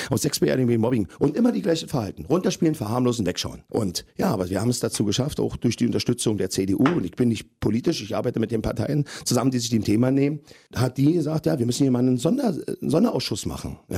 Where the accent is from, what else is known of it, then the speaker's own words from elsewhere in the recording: Berlin, Germany; Und das Recht habe ich mir herausgenommen als Berliner, als Steuerzahler und als Vater von zwei kleinen Kindern